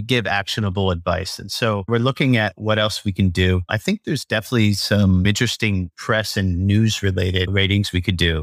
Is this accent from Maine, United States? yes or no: no; Pennsylvania, United States; moved away as an adult; also born or lived in Singapore / Thailand / San Francisco; now in Taipei, Taiwan; I'm originally from Pennsylvania in the U S